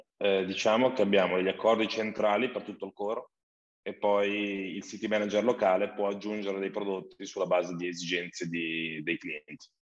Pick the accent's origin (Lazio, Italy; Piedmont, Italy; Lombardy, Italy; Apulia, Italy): Lombardy, Italy; Valtellina; also born or lived in Milan; Sono nato in Valtellina